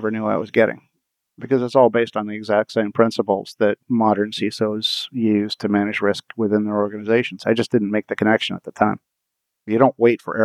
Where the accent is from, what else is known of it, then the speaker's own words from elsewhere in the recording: Windsor, Ontario, Canada; I grew up in Windsor. I grew up in the most southern city in Canada.